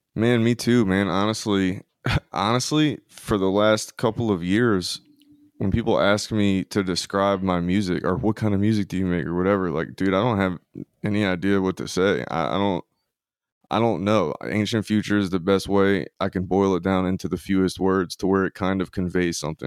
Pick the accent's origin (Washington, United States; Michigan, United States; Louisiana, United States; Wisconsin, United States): Louisiana, United States; moved away as an adult; now in Mississippi, United States; I am from Louisiana, in the swamps of Louisiana